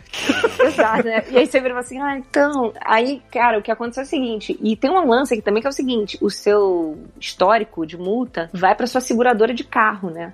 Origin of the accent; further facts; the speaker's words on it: Rio de Janeiro, Brazil; moved away; eu sou do Rio de Janeiro